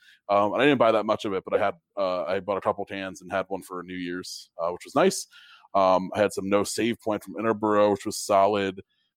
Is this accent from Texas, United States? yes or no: no; Stamford, Connecticut, United States; moved away; of the two breweries in my hometown